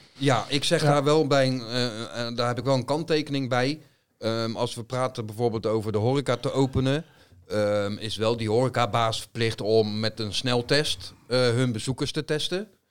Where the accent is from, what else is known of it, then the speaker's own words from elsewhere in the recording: Netherlands; wij zijn Nederlanders.